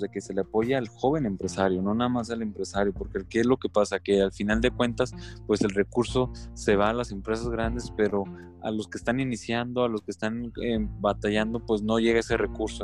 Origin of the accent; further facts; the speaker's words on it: Durango, Mexico; nosotros también como mexicanos, realmente como durangueses